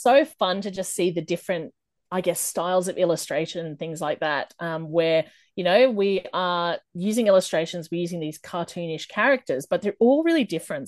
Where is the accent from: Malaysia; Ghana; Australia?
Australia; I am from Australia